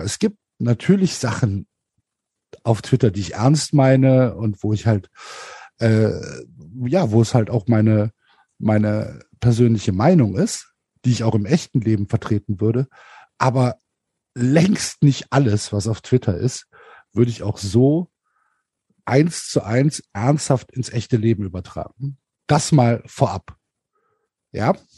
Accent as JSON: {"language": "German", "town": "Cologne", "region": "North Rhine-Westphalia", "country": "Germany", "said": "ich komme aus Köln. Ähm, das ist meine Stadt"}